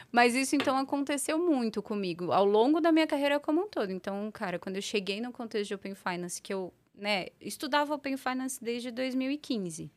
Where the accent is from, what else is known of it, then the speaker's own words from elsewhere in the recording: São Paulo, Brazil; also born or lived in Portugal; eu sou eu sou paulistana da Gema, uhum. né? Nasci, morei boa parte da minha vida por aqui